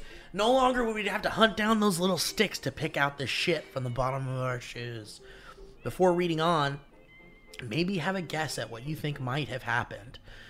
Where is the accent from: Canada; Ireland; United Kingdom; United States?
Ireland; Dublin, Leinster; Growing up in Dublin, I remember dog shit being scattered everywhere in my little suburban abode.